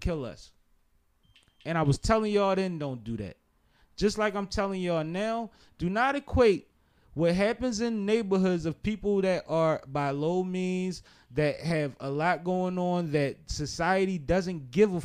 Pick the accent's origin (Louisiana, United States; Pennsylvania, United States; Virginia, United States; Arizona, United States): Pennsylvania, United States; Philadelphia; We're from Philadelphia